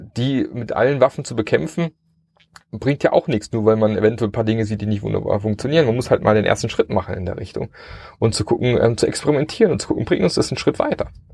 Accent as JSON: {"language": "German", "country": "Germany", "said": "wir als Deutsche und unsere deutsche Kultur"}